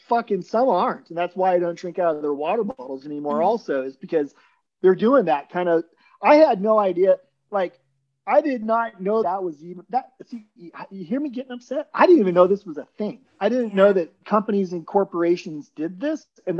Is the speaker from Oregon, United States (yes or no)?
yes; Salem, Oregon, United States; also born or lived in St. Croix, U.S. Virgin Islands; so I grew up in the Virgin Islands and also in Salem, Oregon, back and forth.